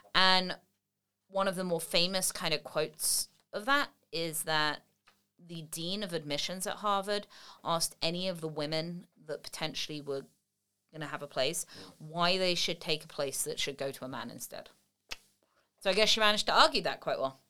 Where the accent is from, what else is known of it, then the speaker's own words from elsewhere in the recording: England, United Kingdom; moved away as an adult; now in United States; I'm English, but I've lived in the States for twelve or thirteen years now